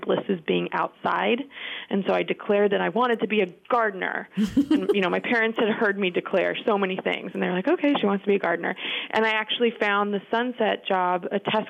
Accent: Denver, Colorado, United States; moved away; also born or lived in Michigan; I grew up in Denver, Colorado

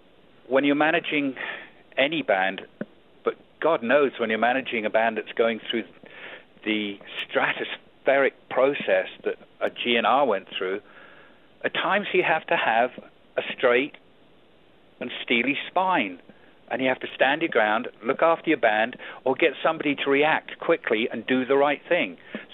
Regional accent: Auckland, New Zealand; He was born in the same nation I was born in. He's a New Zealander. He was born in Wellington. I was born in Auckland.

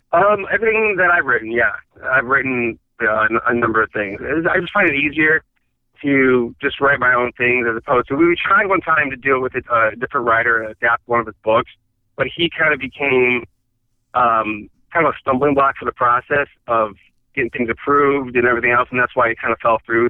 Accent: Michigan, United States; moved away as an adult; also born or lived in Chicago; now in Los Angeles, United States; my family's all from Chicago. I grew up in Michigan

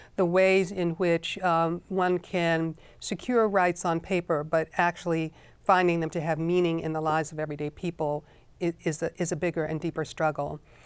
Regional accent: Chicago, Illinois, United States; I found myself teaching, uh, in Chicago, in my hometown

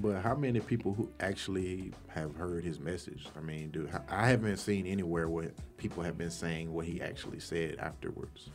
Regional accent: Athens, Georgia, United States; also born or lived in Atlanta, Georgia; I grew up in Athens, and when I lived downtown for three years

